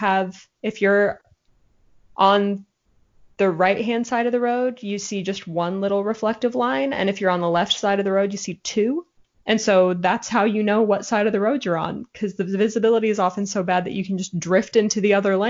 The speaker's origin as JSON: {"language": "English", "region": "Alaska", "country": "United States", "said": "we're from Alaska"}